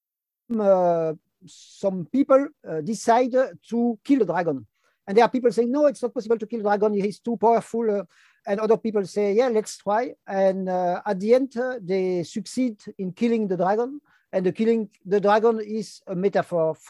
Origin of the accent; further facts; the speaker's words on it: Brussels, Brussels-Capital Region, Belgium; first language French; English is a second language; I'm from Brussels, Belgium. Like you can hear, my first language is French, second language is Dutch